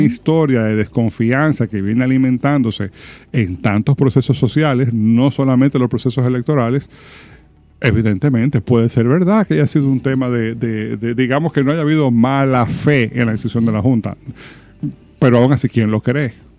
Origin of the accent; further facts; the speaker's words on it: Dominican Republic; como sociedad dominicana